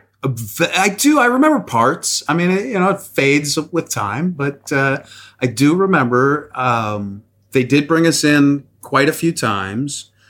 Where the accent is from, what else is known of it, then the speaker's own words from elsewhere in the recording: Midwest, United States; I grew up in the Midwest, very small town